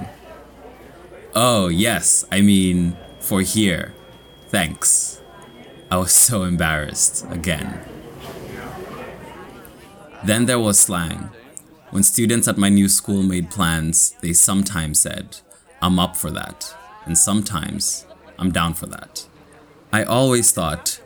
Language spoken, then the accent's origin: English; Kenya; accent: Kenyan; also born or lived in New Rochelle, United States; now in United States; my Kenyan accent